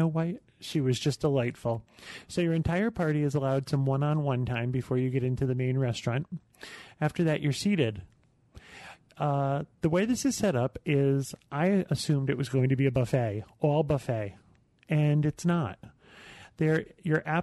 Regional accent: New York, United States; I'm from New York

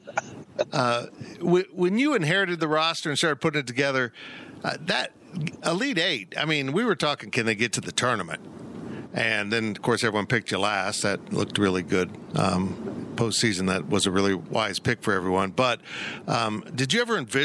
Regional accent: Kansas, United States; I've been in Kansas almost my whole life

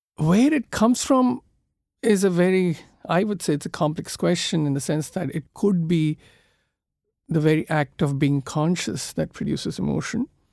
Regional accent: Kolkata, West Bengal, India; I come from Calcutta, which is considered to be now one of the most polluted cities in the world.

